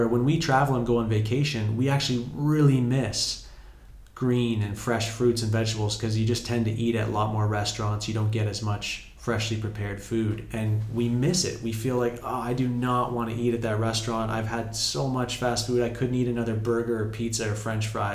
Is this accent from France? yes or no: no; Canada; moved away as an adult; now in Morocco; I'm from Canada where we can't even grow a lot of things for 8 months of the year